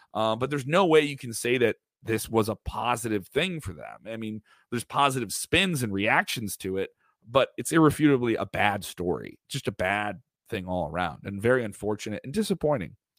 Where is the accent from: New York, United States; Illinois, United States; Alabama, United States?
Illinois, United States; Chicago; I'm from Chicago